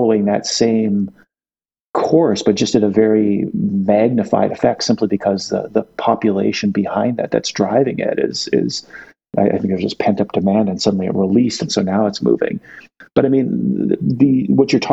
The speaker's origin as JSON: {"language": "English", "town": "Victoria", "region": "British Columbia", "country": "Canada", "tie": "born or raised there", "said": "I grew up in Victoria on Vancouver Island"}